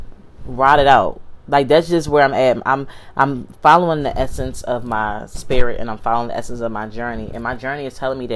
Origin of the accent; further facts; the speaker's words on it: Philadelphia, Pennsylvania, United States; I'm from Philly